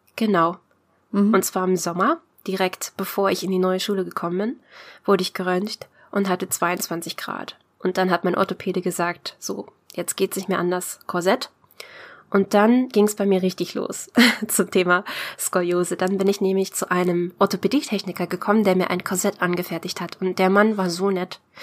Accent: Brandenburg, Germany; ich komme aus der Nähe von Berlin, eigentlich aus Brandenburg.

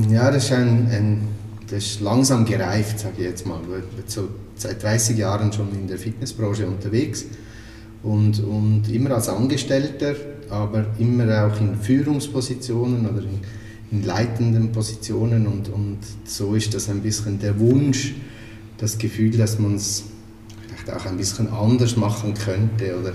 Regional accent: Aargau, Switzerland; äh, aufgewachsen, wie man wahrscheinlich schon hört, in der Schweiz, also im Freiamt. Ist ein äh, Teil vom Kanton Aargau, also eher im deutschsprachigen Schweiz.

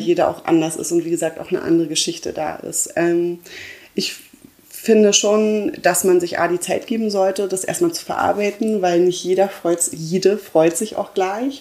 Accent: Berlin, Germany; ich komme ja aus Berlin

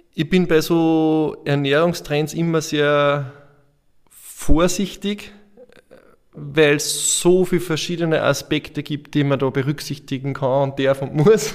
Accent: Andorf, Upper Austria, Austria; bei uns in Andorf

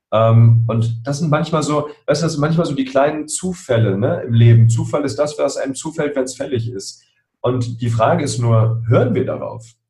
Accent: Berlin, Germany; ich bin in Spandau aufgewachsen, hier in Berlin

